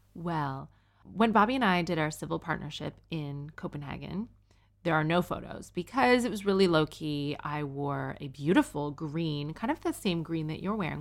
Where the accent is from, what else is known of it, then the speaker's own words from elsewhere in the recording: Canada; now in United Kingdom; I'm Canadian and I'm a single mom